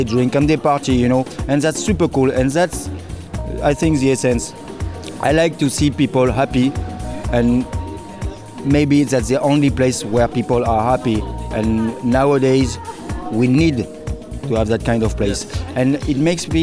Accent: south of France, France; English is a second language; now in Marseille, France; I was born in, south of France, so it's very close from Marseille

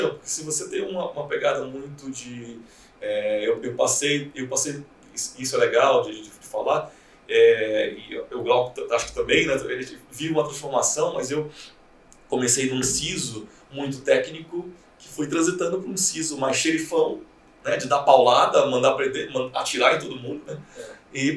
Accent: Belém, Pará, Brazil; now in São Paulo, Brazil; quando eu cheguei em São Paulo, eu vim de Belém, né?

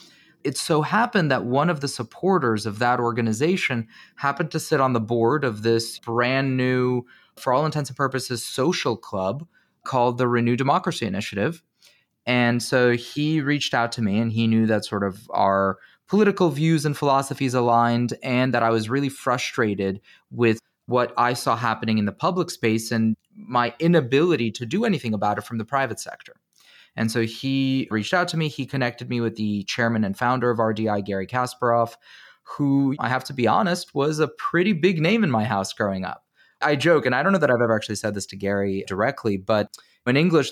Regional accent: New Jersey, United States; I was born and raised in New Jersey. My parents have this interesting path through the world where they went from the former Soviet Union, from Kiev and Moscow, to Israel, where they lived for 10 years.

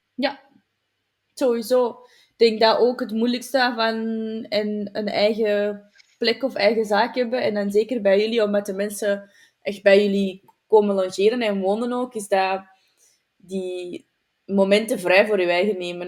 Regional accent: Flanders, Belgium; bij ons in Vlaanderen

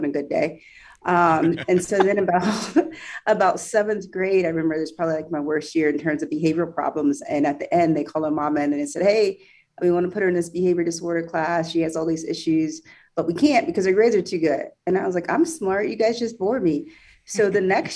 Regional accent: Topeka, Kansas, United States; I was born and raised in Topeka, Kansas, East Topeka

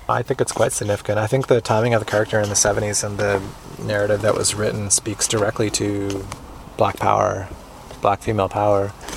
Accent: Canada; as a Canadian

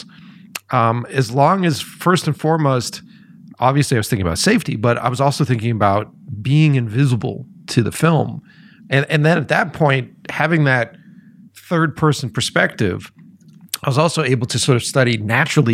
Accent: Boston, Massachusetts, United States; moved away; originally I was from Boston

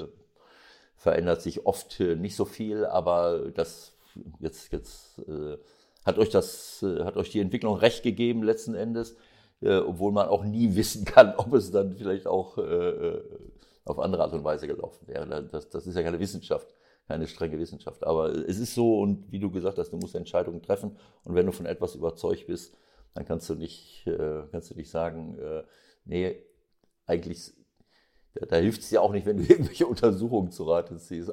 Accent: Bielefeld region, North Rhine-Westphalia, Germany; weil es eben meine Heimatregion ist, weil Arminia Bielefeld mein erster Club war

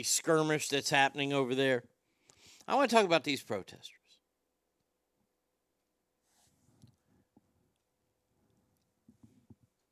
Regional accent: Texas, United States; As a Texan, you know I'm a very proud Texan

